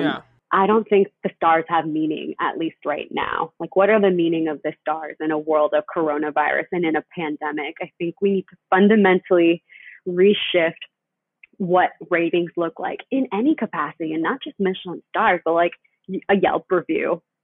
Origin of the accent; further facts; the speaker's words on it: Panama City, Panama; now in United States; I'm originally from Panama City, Panama. I'm an immigrant.